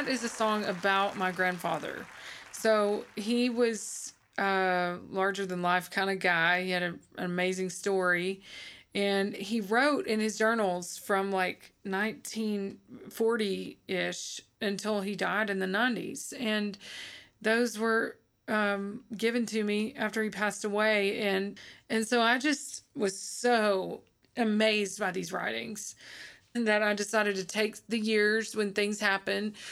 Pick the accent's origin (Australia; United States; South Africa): United States; Arkansas; I grew up in Arkansas